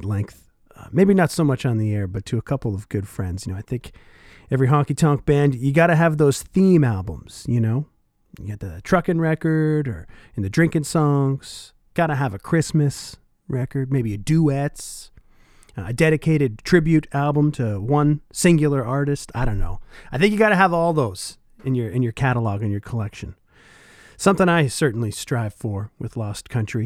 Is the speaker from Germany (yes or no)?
no; Oshawa, Ontario, Canada; now in Winnipeg, Canada; my hometown of Oshawa, Ontario, when I was a teenager